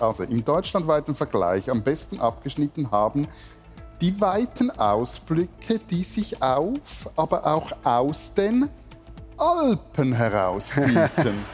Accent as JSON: {"language": "German", "town": "Stäfa", "region": "Zurich", "country": "Switzerland", "tie": "born or raised there", "said": "im Ort, wo ich aufgewachsen bin"}